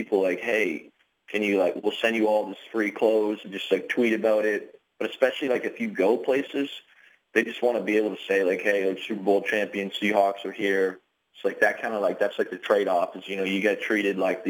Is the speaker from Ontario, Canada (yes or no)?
yes; Windsor, Ontario, Canada; born or raised there; moved away